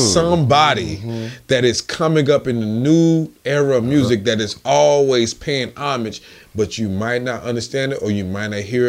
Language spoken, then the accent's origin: English; Forest City, Arkansas, United States; Well, I'm from Little Rock. I'm from Forest City. We hear the difference in the dialect.